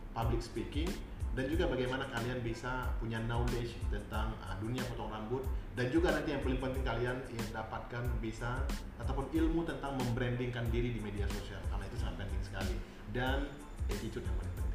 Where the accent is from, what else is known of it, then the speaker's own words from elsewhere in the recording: Aceh, Indonesia; also born or lived in Malaysia; Saya asalnya uh, Aceh, Indonesia